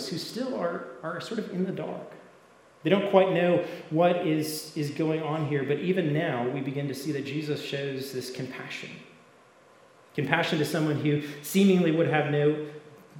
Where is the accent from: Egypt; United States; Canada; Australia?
Canada; I grew up in Canada, so it was cold